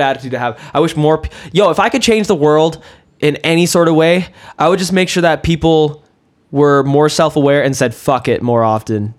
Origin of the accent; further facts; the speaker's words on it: Kelowna, British Columbia, Canada; I went to South Rutland Elementary. I went to RMS and RSS too